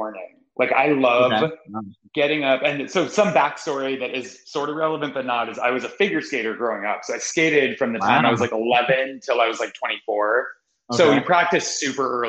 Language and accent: English; Seattle, Washington, United States; moved away as an adult; also born or lived in New York / Oregon; now in Los Angeles, United States; I was born in New York. I grew up in Seattle mostly